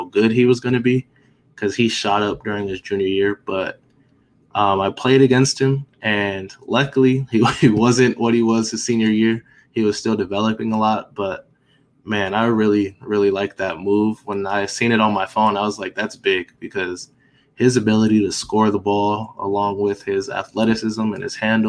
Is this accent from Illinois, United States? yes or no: no; Seattle, Washington, United States; So we're both from Seattle. He went to Rainier Beach High School at the time. I was going to Lindbergh High School.